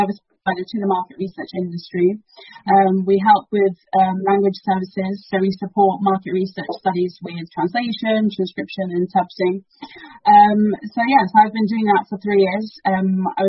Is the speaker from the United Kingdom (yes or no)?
yes; United Kingdom; first language Dari; English is a second language; My parents are from Afghanistan, and they moved to the UK about 30 years ago. So I'm a first generation child. So my ethnic background is Afghan, but I was born here, so I'm British Afghan